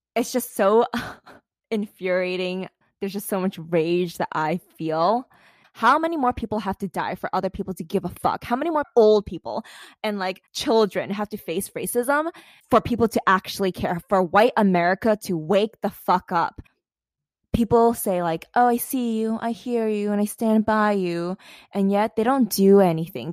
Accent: New York City, New York, United States; a regular American who was, like, born and raised in New York City

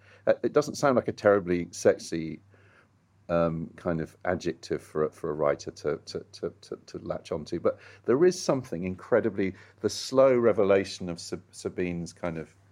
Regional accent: England, United Kingdom; I'm English

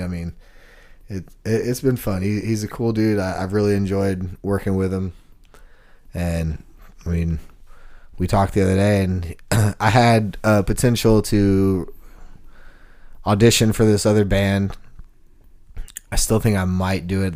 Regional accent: Texas, United States; now in Nashville, United States; I'm from Texas, so I had boots

